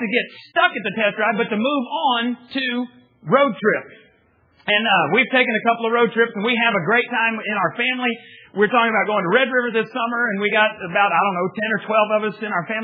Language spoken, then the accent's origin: English; the Panhandle of Texas, United States; I grew up in the Panhandle of Texas